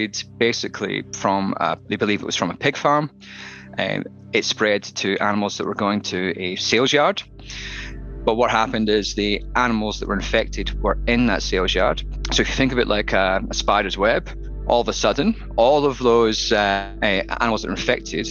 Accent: Dumfries, Scotland, United Kingdom; moved away as an adult; now in Victoria, Australia; I was brought up in Scotland and moved to Australia 12 years ago.

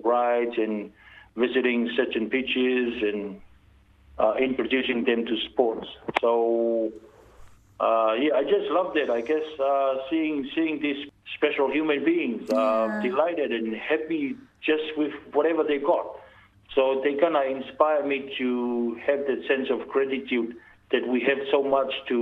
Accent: Tonga; now in New Zealand; a local boy growing up in Tonga

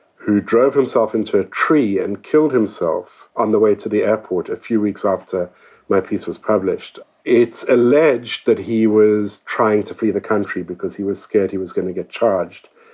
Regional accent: South Africa; I'm a South African author and journalist

